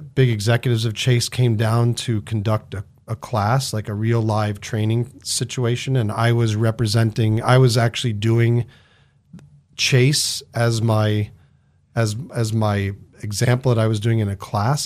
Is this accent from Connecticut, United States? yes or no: yes; Connecticut, United States; now in Idaho, United States; I grew up in Connecticut